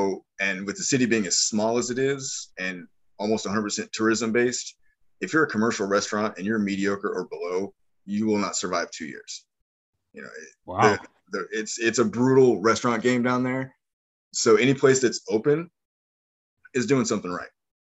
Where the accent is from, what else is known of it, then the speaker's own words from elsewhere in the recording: Midwest, United States; now in New Orleans, United States; Like I said, I grew up in the Midwest, and then I bounced around with the military and ended up settling in New Orleans.